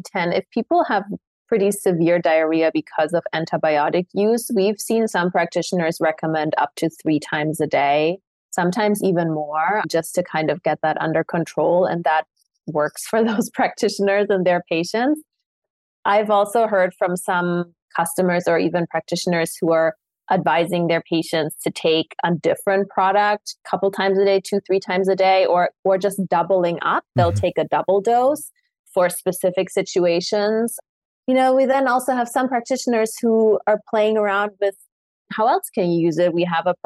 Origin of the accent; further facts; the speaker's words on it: Munich, Bavaria, Germany; moved away; I grew up in Munich for most of my life